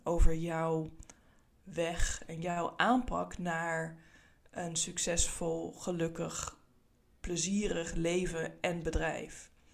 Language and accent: Dutch; Netherlands; Ik kom uit Nederland, zoals je kan horen